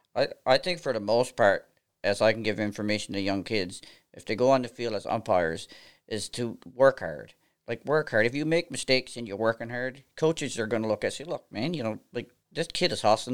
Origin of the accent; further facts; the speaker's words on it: near Stephenville, Port au Port Peninsula, Newfoundland and Labrador, Canada; accent: East Coast of Canada; moved away as an adult; now in Nova Scotia, Canada; I'm originally from a small town, uh, out, uh, in Stephenville on the Port of Port Peninsula, a place called Lord's